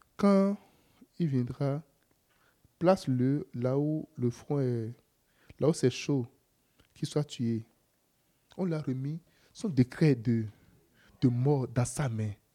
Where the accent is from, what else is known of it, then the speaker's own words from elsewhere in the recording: Canada; je suis Canadien.